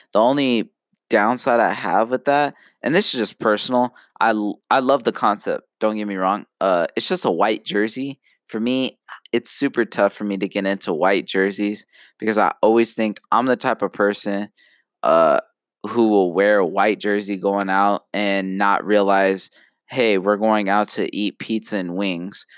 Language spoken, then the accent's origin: English; Phoenix, Arizona, United States; I'm from Phoenix.